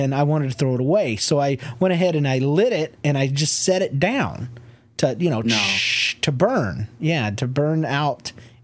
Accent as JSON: {"language": "English", "region": "the South", "country": "United States", "lives_now": "Kansas City, United States", "said": "I'm from the South"}